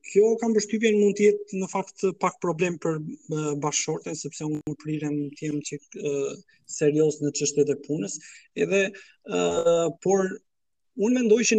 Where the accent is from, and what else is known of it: Pogradec, Korçë County, Albania; born or raised there